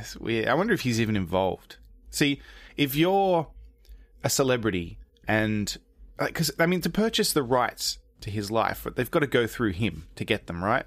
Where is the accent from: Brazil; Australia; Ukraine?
Australia; moved away as an adult; also born or lived in England / America; now in United States; I was born in England, moved to Australia when I was three, grew up there, moved to America when I was in my thirties